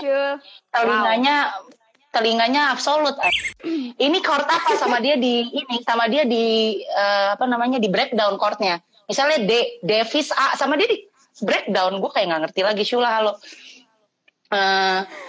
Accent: Jakarta, Indonesia; now in Bandung, Indonesia; gue di Bandung sekarang staynya asli Jakarta

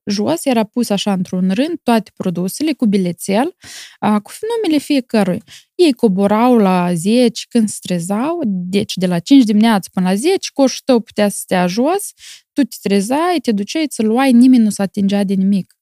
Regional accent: Moldova; now in Milan, Italy; Eu sunt mândră că sunt moldoveancă

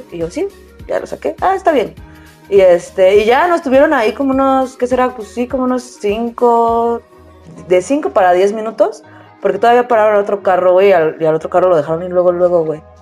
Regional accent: Mexico City, Mexico; Y le dije, no, de la Ciudad de México.

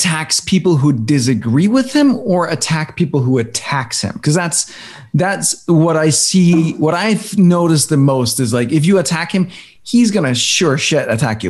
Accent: Denmark; now in United States; I come from Denmark

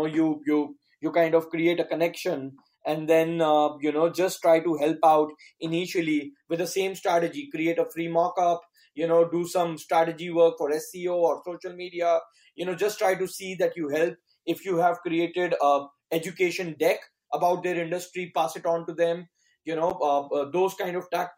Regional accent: New Delhi, Delhi, India; also born or lived in United States; I'm from New Delhi, India.

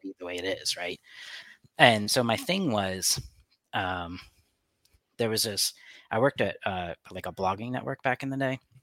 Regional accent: United States; we're American

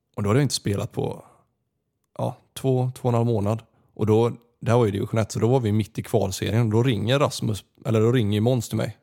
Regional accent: Gothenburg, Västra Götaland, Sweden; moved away as an adult; also born or lived in Austria / Canada; hemma i Göteborg när jag bodde hos morsan

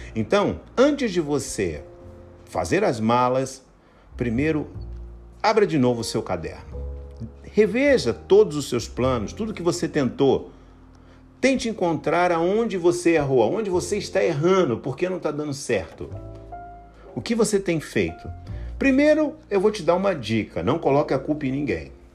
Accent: Brazil; moved away as an adult; also born or lived in Eastern Europe; Eu saí do Brasil

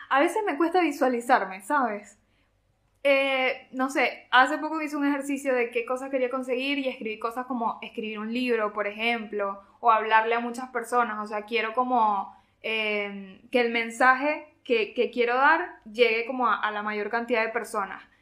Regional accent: Venezuela; nosotros sí somos de Venezuela y por eso estamos orgullosos

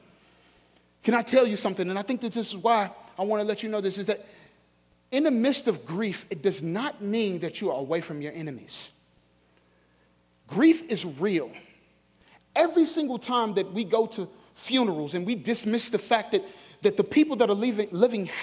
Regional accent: St. Louis, Missouri, United States; moved away; I'm from St. Louis

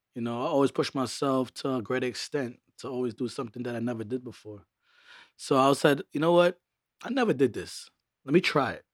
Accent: New York City, New York, United States; also born or lived in Montreal, Canada / Trinidad (family origin); my mother migrated to Brooklyn, where she took me and my brother

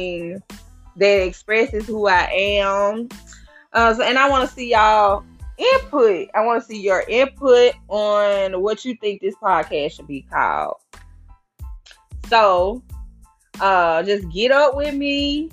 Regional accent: Memphis, Tennessee, United States; moved away as an adult; now in Nashville, United States; I am from Memphis, Tennessee. I moved to Nashville in 2015.

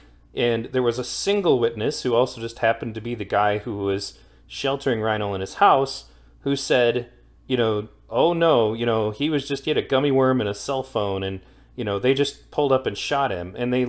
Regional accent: Ireland; I'm Irish. I support a unified Ireland.

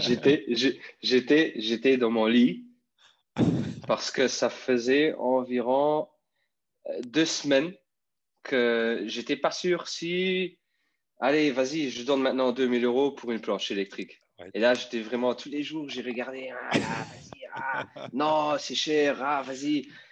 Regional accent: Luxembourg; French is a second language; je viens de Luxembourg

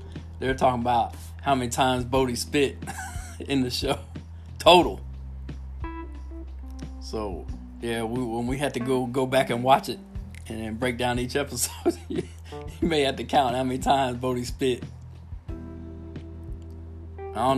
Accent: Miami, Florida, United States; moved away; I grew up in Miami, Al, and it was a single mom and food stamps, government cheese

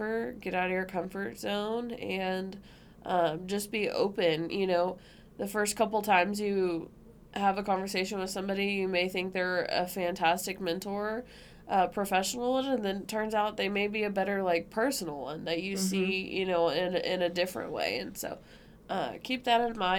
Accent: hometown about 2.5-3 hours from Austin, Texas, United States; moved away; we only live 3 hours from Austin, or 2.5 hours from Austin, like in my hometown

